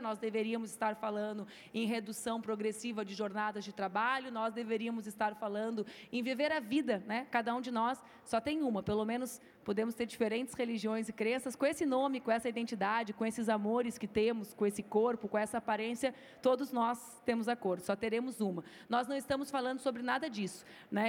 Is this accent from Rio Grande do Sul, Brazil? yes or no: yes; Rio Grande do Sul, Brazil; eu fiz 10% dos votos para deputada no meu estado, que é o Rio Grande do Sul